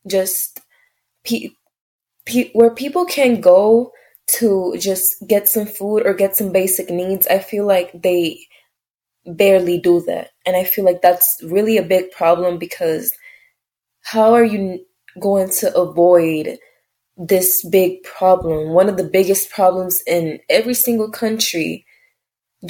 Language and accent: English; Puerto Rico; I am from Puerto Rico